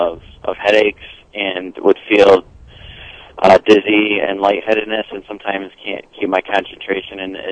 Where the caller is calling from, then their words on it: Temperance, Michigan, United States; I live in Temperance, Michigan. It's on the southeast corner, right down by the Ohio border, actually.